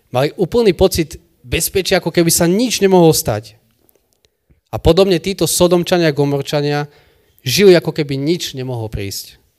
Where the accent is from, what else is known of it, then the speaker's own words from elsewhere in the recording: Michalovce, Košice Region, Slovakia; u nás v Michalovciach